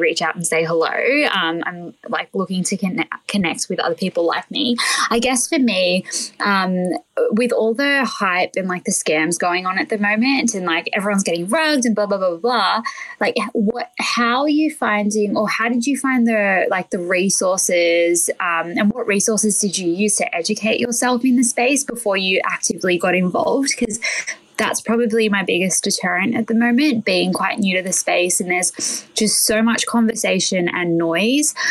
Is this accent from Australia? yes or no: yes; Australia; I'm from Australia.